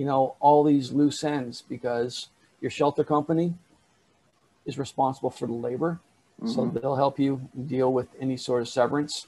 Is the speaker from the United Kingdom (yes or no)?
no; Canada; I'm Canadian. I live here in Canada